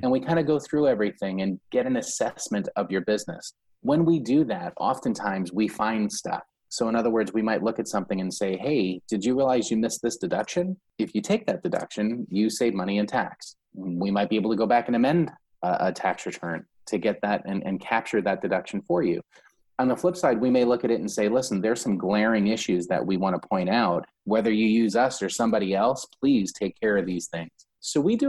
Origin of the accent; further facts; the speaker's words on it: New York, United States; now in Florida, United States; I'm a New Yorker. I'm born and raised in New York. Yes, I live in Florida